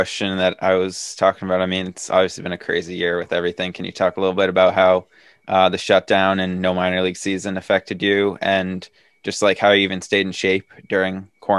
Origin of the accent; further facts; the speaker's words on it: Dedham, Massachusetts, United States; I'm from Dedham.